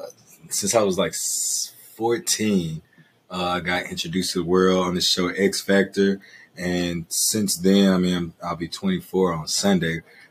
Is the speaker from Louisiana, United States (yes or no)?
yes; Shreveport, Louisiana, United States; moved away as an adult; now in Los Angeles, United States; I'm from Shreveport, aka the Ratchet City, aka the 318